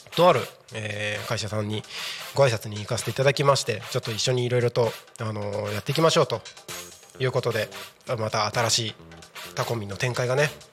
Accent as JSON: {"language": "Japanese", "town": "Takko", "region": "Aomori", "country": "Japan", "tie": "born or raised there", "moved": "yes", "said": "僕の地元が青森県の田子町っていう田子町、はい、田んぼの田に子供の子って書いて田子町の出身なんですけど"}